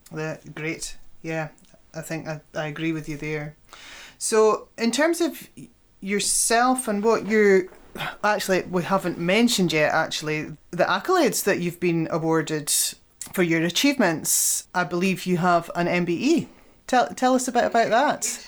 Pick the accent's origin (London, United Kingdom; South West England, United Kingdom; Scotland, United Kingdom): Scotland, United Kingdom; as Scottish businesswomen